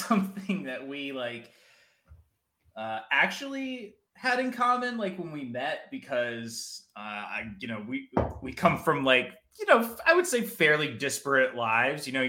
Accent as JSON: {"language": "English", "region": "New Jersey", "country": "United States", "said": "I'm from New Jersey"}